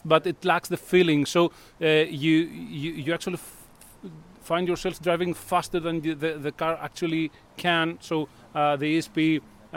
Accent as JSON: {"language": "English", "country": "Greece", "said": "I am from Greece"}